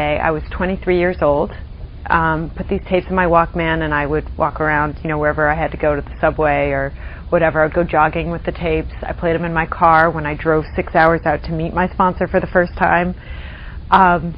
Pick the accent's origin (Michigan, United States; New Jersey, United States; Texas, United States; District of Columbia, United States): District of Columbia, United States; Washington; moved away as an adult; also born or lived in Providence, Rhode Island; I grew up in the Washington, D.C. area